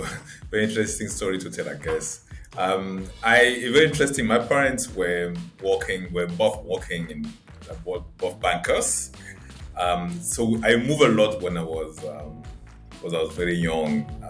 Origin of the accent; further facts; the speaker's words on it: Yaoundé, Centre, Cameroon; English is a second language; I was moving a lot around Cameroon, but I think I spent the majority of my life growing up in Yaoundé. Yaoundé is the capital city of Cameroon.